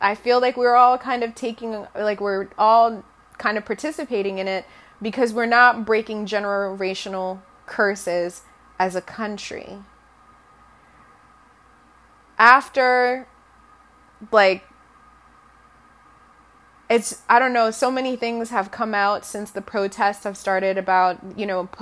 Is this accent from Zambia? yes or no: yes; Zambia; first language Bemba; English is a second language; now in United States; When I was growing up, you normally grew up, like, trilingual. So we were colonized by the British. So once again, I knew English, my native language, which was Bemba